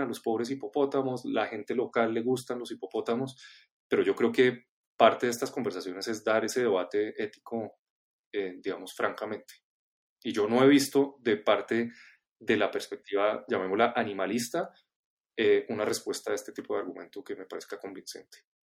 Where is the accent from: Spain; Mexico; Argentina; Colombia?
Colombia; como colombianos eh, nos aproximamos a entender nuestra biodiversidad y nuestro territorio